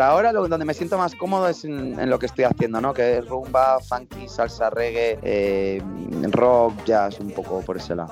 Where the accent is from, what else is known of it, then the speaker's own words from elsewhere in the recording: Madrid, Community of Madrid, Spain; moved away as an adult; also born or lived in Málaga; now in Basque Country, Spain; yo nací en Málaga, me crié, o sea, viví 4 o 5 años, luego me crié en Madrid, ahí es donde he estado casi toda mi vida